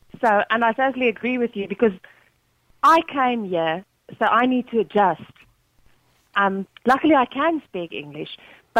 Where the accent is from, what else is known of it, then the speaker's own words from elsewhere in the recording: South Africa; now in Ireland; I'm from South Africa.